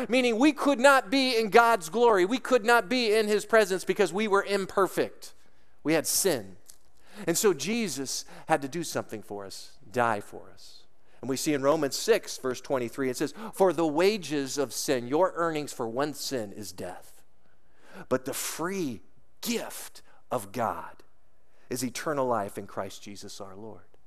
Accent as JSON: {"language": "English", "town": "Lake Arrowhead", "region": "California", "country": "United States", "tie": "born or raised there", "also_born_or_lived": "Colorado / Denver", "moved": "as an adult", "said": "I grew up in the mountains in Southern California, in Lake Arrowhead, Big Bear Crest Line area."}